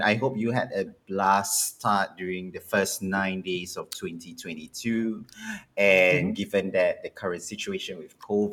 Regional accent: Singapore; My dear fellow Singaporeans

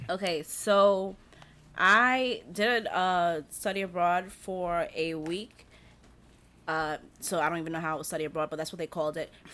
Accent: New York, United States; I'm a New Yorker

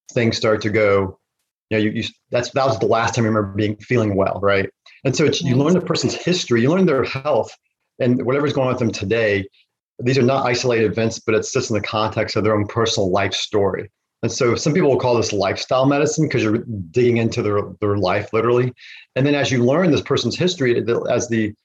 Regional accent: Virginia, United States; I'm from Virginia

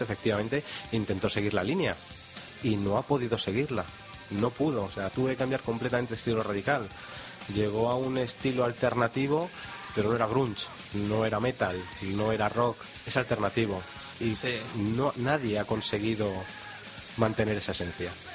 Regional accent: Madrid, Community of Madrid, Spain; somos la capital de España

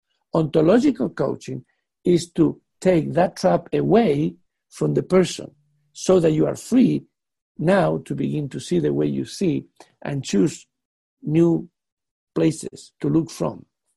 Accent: England, United Kingdom; now in Netherlands; being a British man living in Netherlands, that Netherlands people do not think like British people.

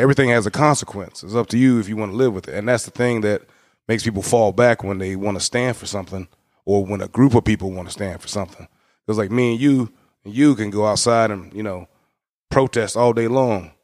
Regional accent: United States; we as Americans, being an American is actually a privilege

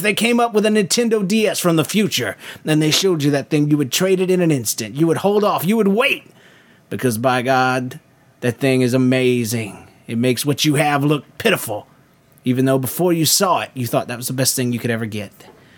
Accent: Montreal, Quebec, Canada; now in Long Island, United States; As you may remember … I've lived in a couple places in between

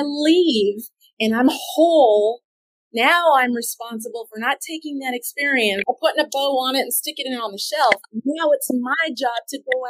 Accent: California, United States; moved away; also born or lived in Austin / Florida; where I grew up in California

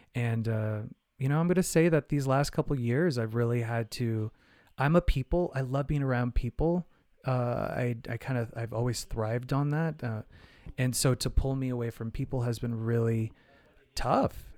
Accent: Phoenix, Arizona, United States; I'm from Phoenix, Arizona, I, you know, I grew up in, like, you know, eighties, nineties in Arizona.

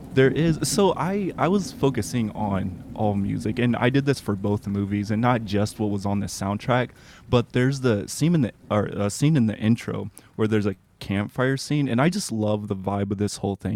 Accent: Indiana, United States; I'm a Midwesterner. I'm from Indiana, so I'm not by oceans at all

